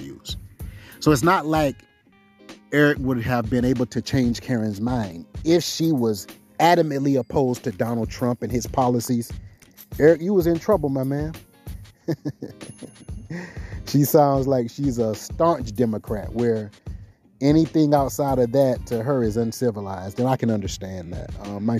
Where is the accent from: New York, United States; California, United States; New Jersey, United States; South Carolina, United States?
South Carolina, United States; now in Seattle, United States; I'm from South Carolina